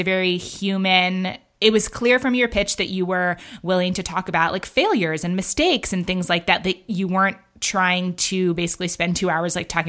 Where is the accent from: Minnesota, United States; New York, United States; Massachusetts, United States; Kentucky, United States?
New York, United States; New York City; I grew up in Battery Park City at Gateway Plaza